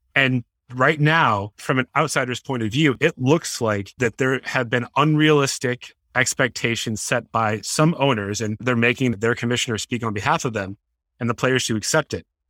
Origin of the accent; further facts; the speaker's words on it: Boston, Massachusetts, United States; I was obviously born and raised in the Boston area